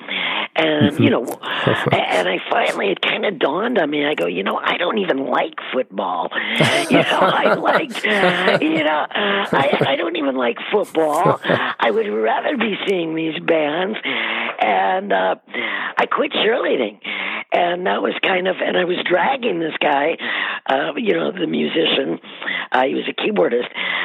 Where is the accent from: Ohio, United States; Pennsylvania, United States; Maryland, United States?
Ohio, United States; Cleveland; I grew up in Cleveland